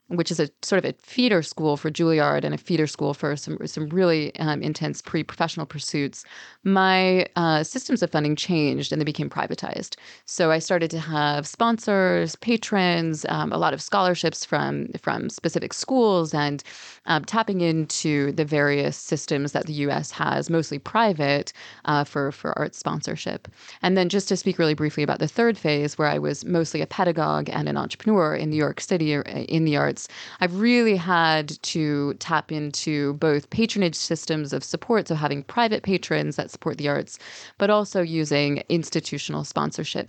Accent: Canada; I grew up in Canada. Both of my parents emigrated from the U S

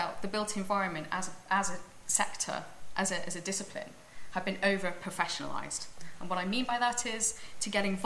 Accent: Cardiff, Wales, United Kingdom; moved away as an adult; I grew up in Cardiff, as a great city

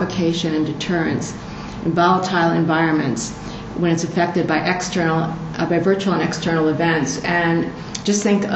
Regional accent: United States

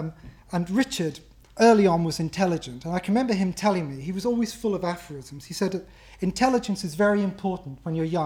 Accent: Ireland; as an Irishman

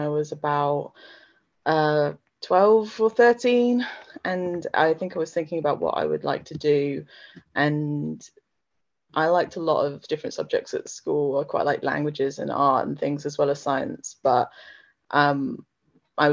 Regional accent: Slough, South East England, United Kingdom; I grew up in Slough, so not very far away from Oxford

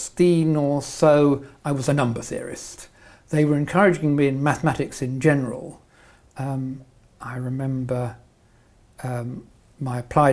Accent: Welwyn Garden City, East of England, United Kingdom; now in Oxford, United Kingdom; I was brought up in Welling Garden City. I went to the local primary school, secondary school, grammar school.

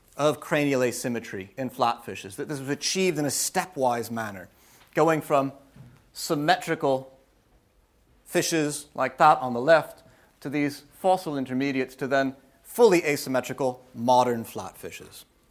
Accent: United States; moved away; I'm American.

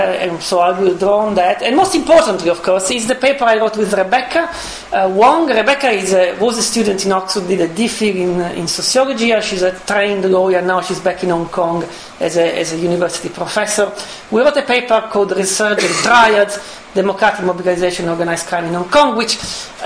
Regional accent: Italy; moved away; I come from Italy

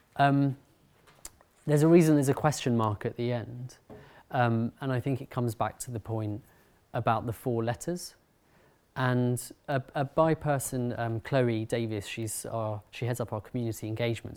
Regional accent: London, United Kingdom; I'm from uh, Harrow, North London

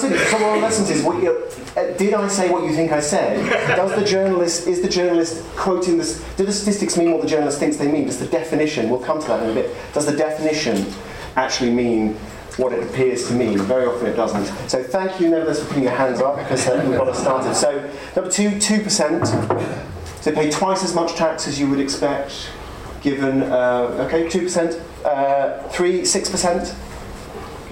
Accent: United Kingdom; I'm a British economist.

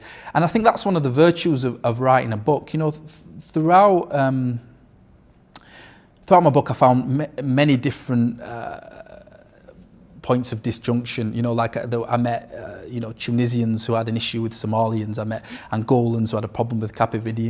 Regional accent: Sheffield, Yorkshire and the Humber, United Kingdom; I grew up in Firth Park, a multicultural area on the outskirts of Sheffield

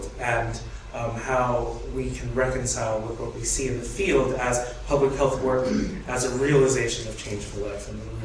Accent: United States; I am an American studying the British public health program

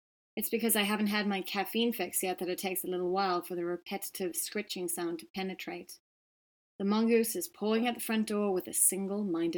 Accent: Johannesburg, Gauteng, South Africa; moved away as an adult; now in Cape Town, South Africa; Cape Town's obviously where I've lived for the last 20 years, although I grew up in Johannesburg

